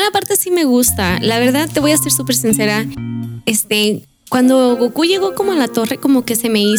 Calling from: Argentina; Bueno, saludos desde Argentina, sin más que decir un abrazo enorme desde Argentina.

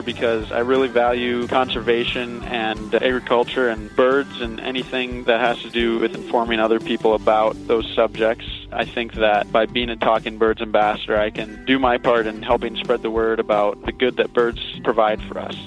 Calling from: Orange City, Iowa, United States; I'm calling from Orange City, Iowa

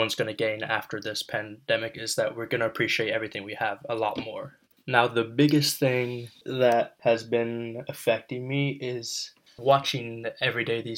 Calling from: Hudson, New York, United States; today is Friday, May 1st, and I am reporting from Hudson, New York.

